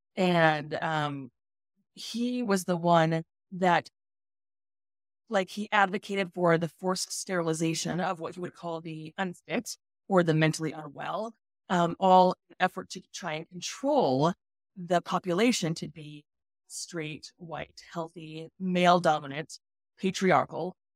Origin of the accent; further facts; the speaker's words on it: Colorado Springs, Colorado, United States; So, I grew up in Colorado Springs, which is, like, the, you know, epicenter of all the evangelical ministries